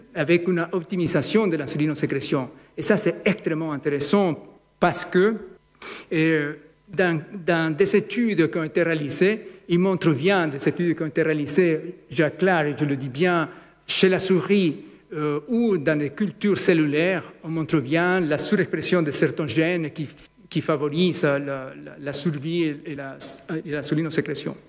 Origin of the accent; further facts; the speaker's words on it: Ecuador; moved away; en Équateur, c'est mon pays d'origine